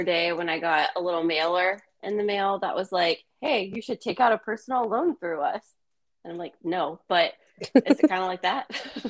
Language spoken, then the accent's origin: English; the South, United States; I'm from the South.